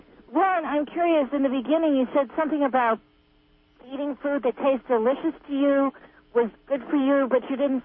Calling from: Phillipsville, California, United States; I'm calling from Phillipsville

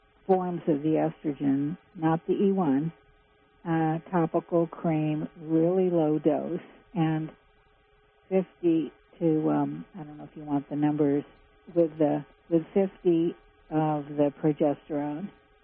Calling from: Laytonville, California, United States; Oh, I'm from Laytonville, and I have a question and a clarification first.

